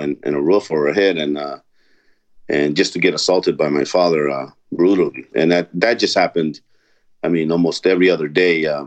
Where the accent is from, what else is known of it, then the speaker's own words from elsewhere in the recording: Los Angeles, California, United States; also born or lived in El Salvador; I was brought here when I was 2 years old to Los Angeles by my parents